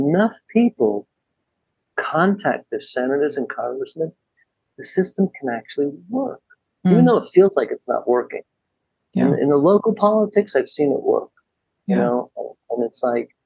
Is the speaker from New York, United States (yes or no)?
yes; New York City, New York, United States; I grew up in New York City